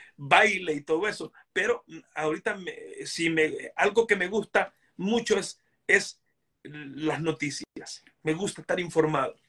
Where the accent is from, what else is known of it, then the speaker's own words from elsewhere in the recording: Honduras; moved away as an adult; now in United States; yo soy hondureño